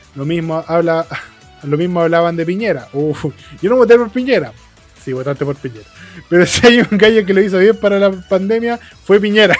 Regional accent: Chile; yo como chileno

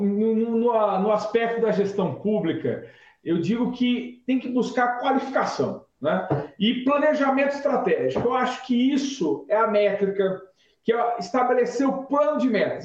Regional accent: Nova Granada, São Paulo, Brazil; moved away as an adult; also born or lived in São José do Rio Preto; now in São Paulo, Brazil; Vim do interior de São Paulo, vim de Nova Granada, um pequeno município do interior noroeste paulista

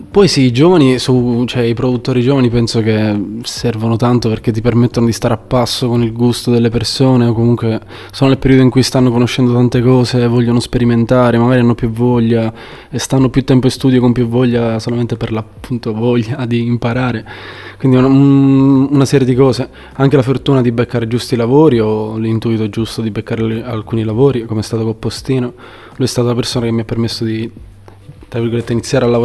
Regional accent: Valderice, Sicily, Italy; moved away as an adult; also born or lived in Livorno; now in Empoli, Italy; Sono originario di Valderice, in provincia di, di Trapani, in Sicilia. Eh, da tre annetti mi sono trasferito qui in Toscana, ho fatto un anno a Empoli, poi un anno a Livorno e ora sono ritornato a Empoli.

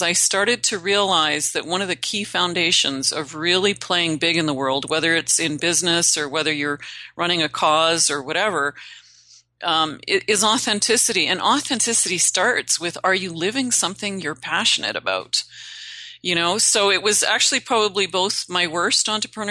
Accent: Northern Canada, Canada; I'm Canadian. I originally hail from Northern Canada. I'm a backwoods girl.

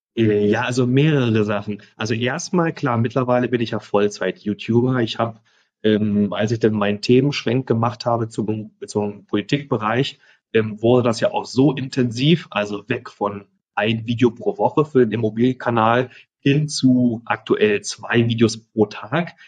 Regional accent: Germany; moved away as an adult; now in Costa Rica; ich bin in Deutschland aufgewachsen, meine Familie ist noch

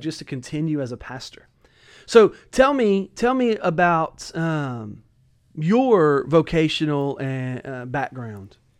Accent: Hammond, Louisiana, United States; I'm originally from Hammond, Louisiana, uh, kind of southeast

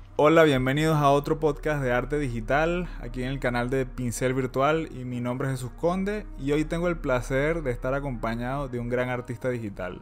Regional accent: Venezuela; now in Spain; yo soy venezolano

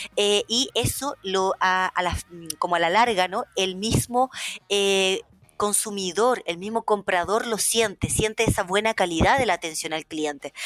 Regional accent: Chile; moved away as an adult; also born or lived in Russia; yo me fui de Chile a vivir a Rusia. En ese entonces yo tenía 19 años

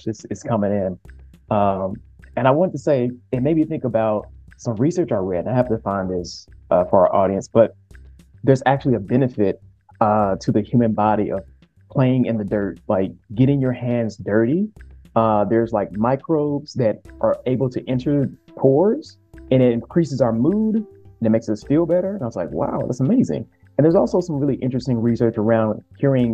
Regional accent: the South, United States; especially as a man growing up in the South

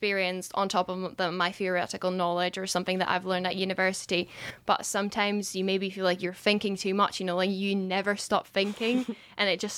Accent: Czechia; moved away as an adult; now in Scotland; I'm from Czech Republic

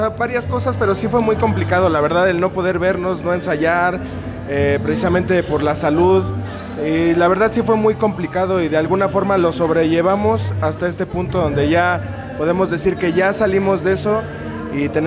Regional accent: Mexico City, Mexico; now in Texcoco, Mexico; Eh, bueno, Alejandro y yo somos originarios de la Ciudad de México, pero yo vivo en Texcoco.

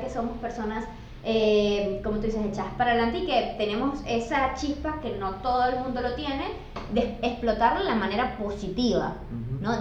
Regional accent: Venezuela; now in Buenos Aires, Argentina; siempre soy la venezolana

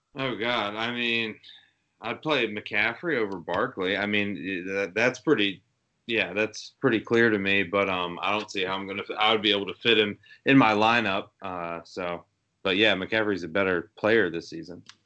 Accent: Atlanta, Georgia, United States; down in my hometown, Atlanta, Georgia

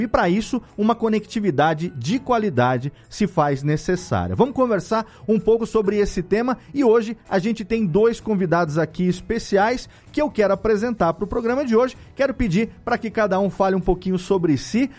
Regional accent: Serra Negra, São Paulo, Brazil; Eu moro aqui em Serra Negra, aqui no interior de São Paulo, minha terra natal

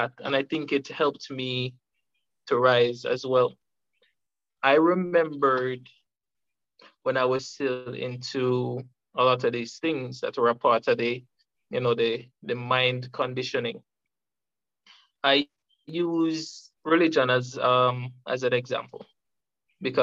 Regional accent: Jamaica; from Jamaica, a freedom fighter by nature

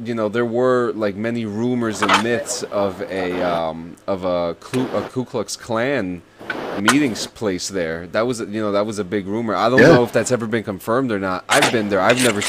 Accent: New Jersey, United States; we're all from New Jersey.

